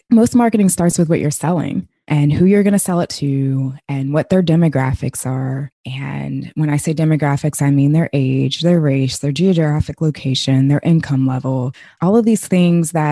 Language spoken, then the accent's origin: English; United States; born and raised in America